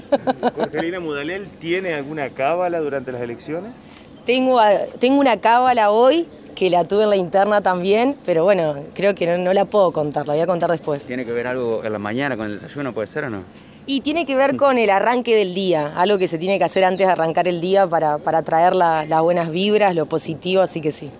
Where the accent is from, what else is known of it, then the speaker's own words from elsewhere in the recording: Santa Fe, Argentina; Soy una santafesina, nací y criada en esta ciudad, eh, en Barrio Roma